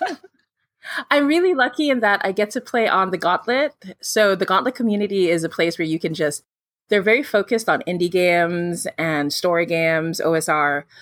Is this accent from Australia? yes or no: no; Philippines; I'm from the Philippines